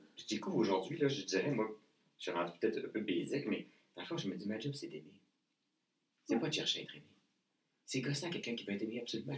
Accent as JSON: {"language": "French", "town": "Saguenay", "region": "Quebec", "country": "Canada", "said": "je viens du Saguenay"}